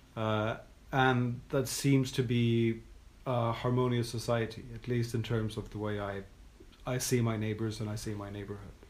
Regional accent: Norway; I'm from Norway

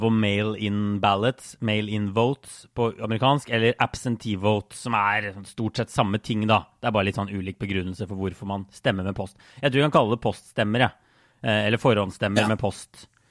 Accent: Norway; moved away; jeg var jo hjemme i Norge i, i vår, også noen måneder

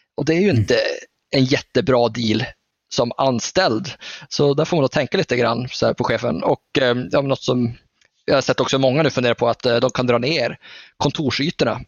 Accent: Norrland, Sweden; jag är ju norrlänning

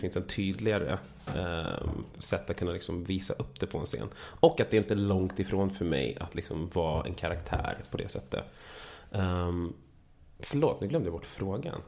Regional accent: Vallentuna, Stockholm County, Sweden; moved away as an adult; also born or lived in Täby / Ghana; då köpte han en lägenhet ute i Täby där jag växte upp först och sen skilde sig mina föräldrar. Och då flyttade vi till Vallentuna

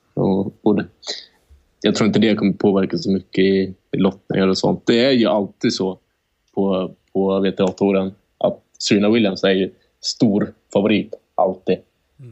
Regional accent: Sweden; vi är svenskar

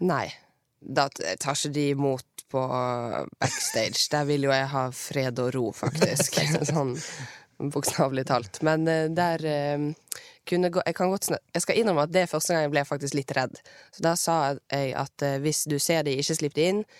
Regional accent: Bergen, Vestland, Norway; accent: Bergensk with rolled r; har jeg rulle-r. Men jeg snakker egentlig bergensk, men med rulle-r.

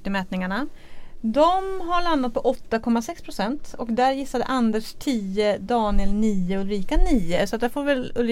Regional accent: Boden, Norrbotten County, Sweden; moved away; i min hemkommun Boden

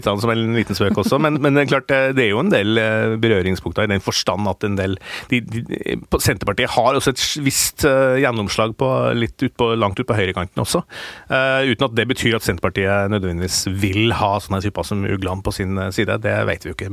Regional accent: Steinkjer, Trøndelag, Norway; moved away; min hjemby, eh, gamle hjemby Steinkjer

